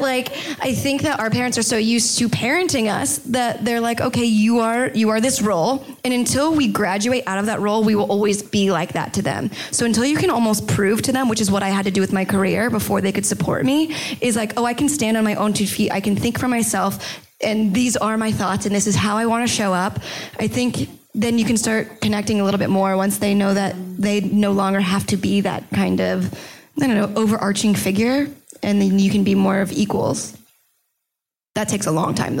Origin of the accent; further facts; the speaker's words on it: Florida, United States; I grew up in Florida and everyone were like cute white girls